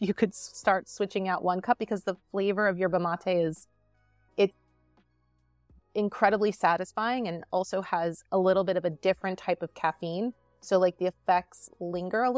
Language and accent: English; Newport Beach, California, United States; born or raised there; moved away as an adult; also born or lived in Des Moines, Iowa; now in East Coast, United States